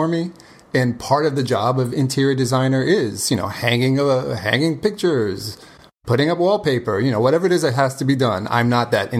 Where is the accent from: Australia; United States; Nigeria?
United States; New York City, New York; the native New Yorker, born and raised